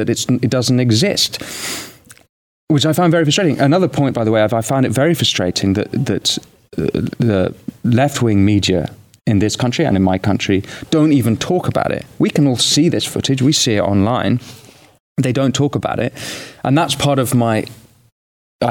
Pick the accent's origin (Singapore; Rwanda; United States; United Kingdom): United Kingdom; I'm British